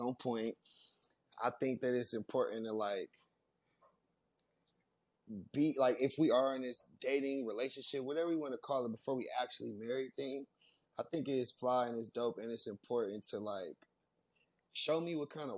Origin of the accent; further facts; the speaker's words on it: California, United States; I grew up gangbanging and shit. You know, I'm from California